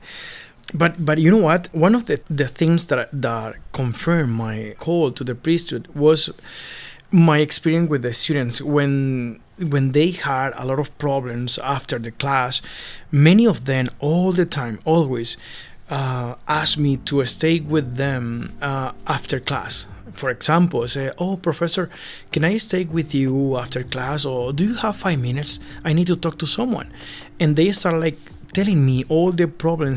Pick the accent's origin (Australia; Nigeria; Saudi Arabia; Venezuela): Venezuela; moved away as an adult; now in Canada; I am originally from Venezuela, and I arrived in Canada 5 years and a half ago